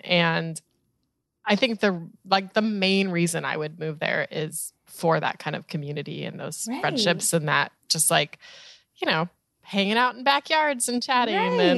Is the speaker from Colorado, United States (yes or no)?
yes; Colorado, United States; also born or lived in Chicago / Orlando / San Diego / Cleveland; now in New York, United States; I grew up in Colorado and then moved to Chicago and then Orlando and then New York and then San Diego and then Cleveland and now back to New York.